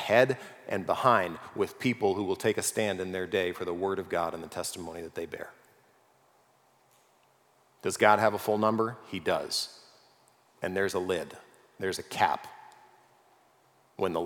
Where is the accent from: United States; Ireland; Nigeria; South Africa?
United States; California; I grew up in California. I know the world of earthquakes